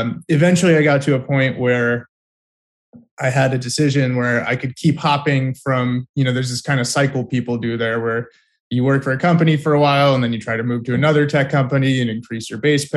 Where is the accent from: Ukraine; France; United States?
United States; California; moved away as an adult; also born or lived in Tel Aviv, Israel; I grew up in California.